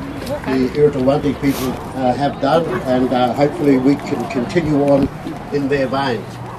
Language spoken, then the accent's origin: English; Barngarla country, Eyre Peninsula, South Australia, Australia